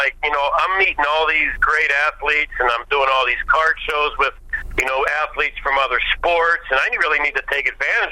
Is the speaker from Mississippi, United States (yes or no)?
no; Pittsburgh, Pennsylvania, United States; I'm from the Pittsburgh area